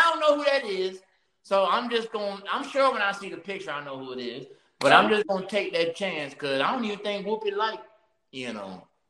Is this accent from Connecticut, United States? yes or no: no; New York City, New York, United States; when I was like 13 growing up in Brooklyn.